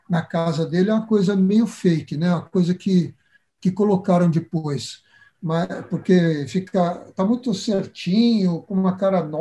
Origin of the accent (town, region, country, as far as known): Brazil